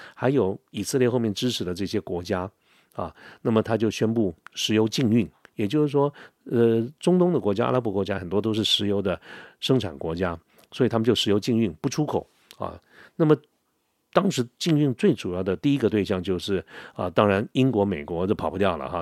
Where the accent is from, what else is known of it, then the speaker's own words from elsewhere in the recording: Taiwan; 我们台湾这边有一个非常重大的一个建设，叫做十大建设